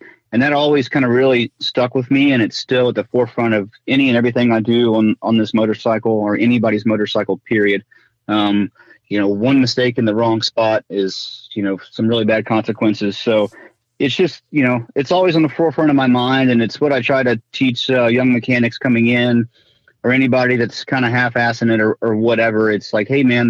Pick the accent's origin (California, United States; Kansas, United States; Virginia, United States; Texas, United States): Virginia, United States; moved away as an adult; also born or lived in Orlando, Florida; back in Virginia, my hometown, I had a track and a big group of friends